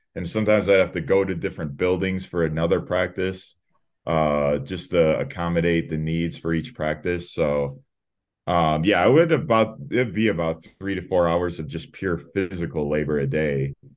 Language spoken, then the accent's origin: English; Chicago, Illinois, United States; moved away as an adult; now in Albuquerque, United States; I'm originally from Chicago, Illinois.